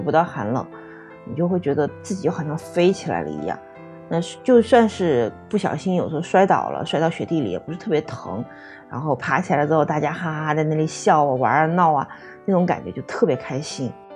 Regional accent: Hubei, China; 因为我是湖北人嘛，湖北这边有那个神农架滑雪场

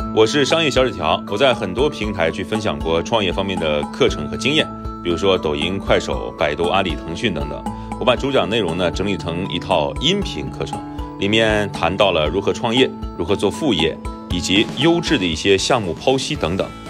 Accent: Shandong, China; 作为纯种的山东人

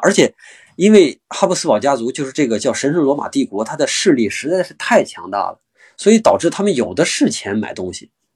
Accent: China; 我们中国人

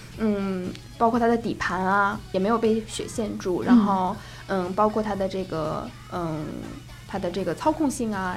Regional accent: near Changbai Mountain, Jilin, China; moved away; 离我家乡很近的那个长白山

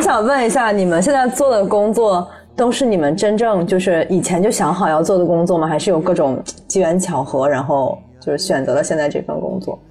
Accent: Shanxi, China; 就家乡山西嘛，也不是那种特别发达的嗯。省份

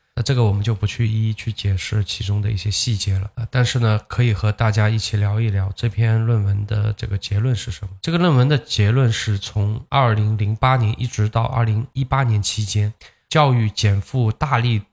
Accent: Zhejiang, China; 我是浙江的，在浙江这边

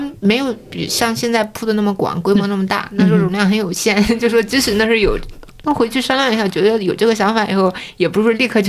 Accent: Hefei, Anhui, China; moved away as an adult; also born or lived in United States; 因为我是合肥人嘛，所以我一直都在妈妈身边。

